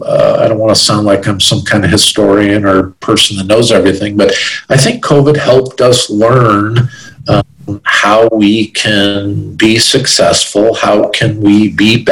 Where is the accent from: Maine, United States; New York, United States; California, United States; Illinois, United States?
Illinois, United States; Chicago; I'm from the Chicago area